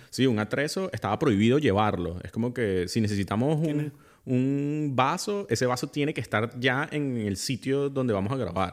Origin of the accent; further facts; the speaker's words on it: Venezuela; now in Germany; yo nací en Venezuela